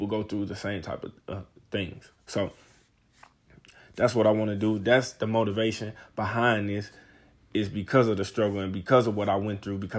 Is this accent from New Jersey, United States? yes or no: no; St. Louis, Missouri, United States; I'm from St. Louis, Missouri, 26 years old